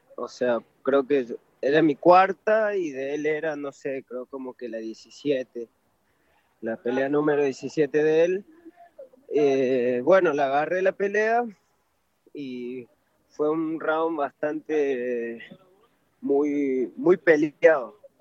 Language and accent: Spanish; Argentina; also born or lived in Peru / Córdoba, Argentina; yo nací, en Perú, pero sí, me, crié allá en Argentina